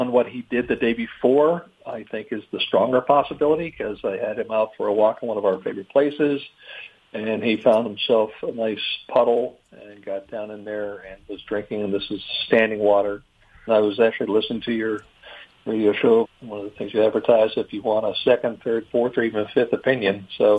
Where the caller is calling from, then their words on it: North Carolina, United States; North Carolina.